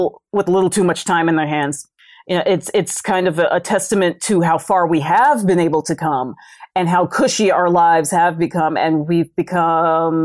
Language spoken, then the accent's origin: English; New York City, New York, United States; where I grew up in the Bronx